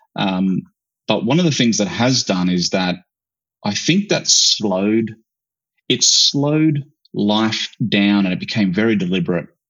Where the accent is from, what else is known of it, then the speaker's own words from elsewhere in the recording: Australia; I grew up in in Australia, but I grew up in far north, like you know, the outback